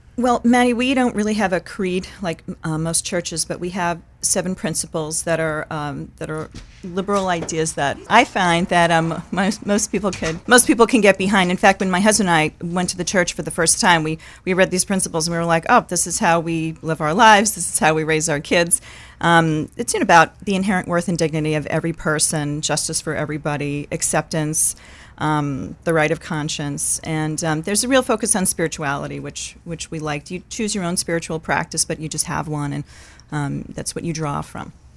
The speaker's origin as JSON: {"language": "English", "town": "New York City", "region": "New York", "country": "United States", "moved": "as an adult", "lives_now": "Maine, United States", "said": "I'm originally from New York City, so I'm from away"}